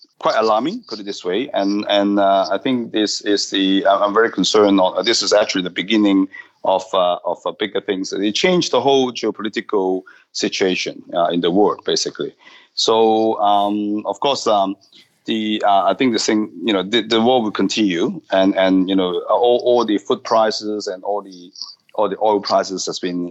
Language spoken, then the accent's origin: English; Hong Kong; moved away; I'm from Hong Kong originally